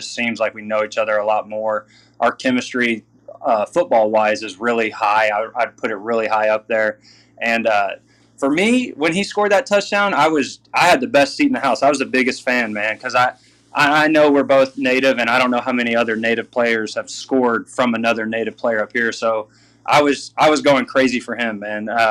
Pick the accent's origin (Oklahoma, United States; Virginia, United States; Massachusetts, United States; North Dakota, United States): Oklahoma, United States; Southwest; moved away as an adult; now in Canada; growing up in Southwest Oklahoma